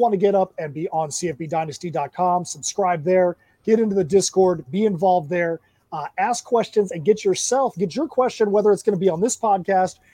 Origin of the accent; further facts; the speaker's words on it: Ocala, Florida, United States; I'm in my hometown. I'm at Ocala Comic